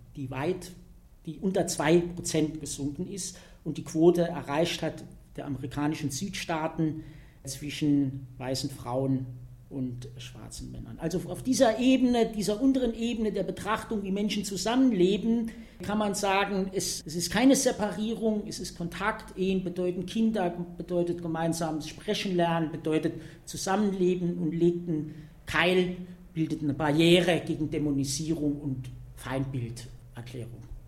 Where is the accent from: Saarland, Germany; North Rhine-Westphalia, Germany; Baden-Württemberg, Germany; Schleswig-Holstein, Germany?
Saarland, Germany; Saarbrücken; ich komme aus Saarbrücken, aus dem Saarland